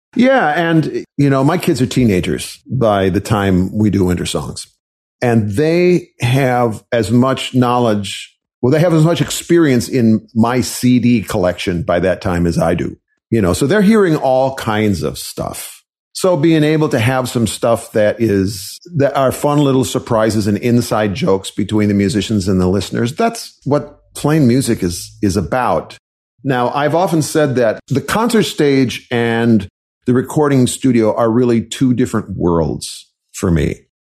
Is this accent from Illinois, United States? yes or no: no; Wisconsin, United States; I was raised in Wisconsin